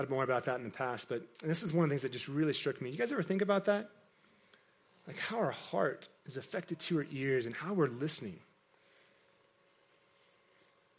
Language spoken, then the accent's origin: English; Kansas, United States; I grew up in Kansas, in a very agricultural environment